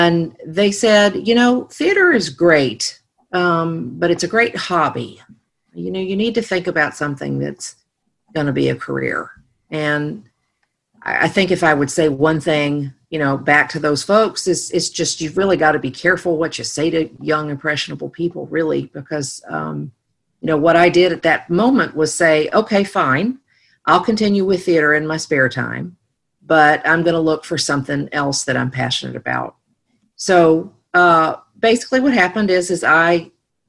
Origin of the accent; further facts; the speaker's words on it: Nashville, Tennessee, United States; I grew up in Nashville, Tennessee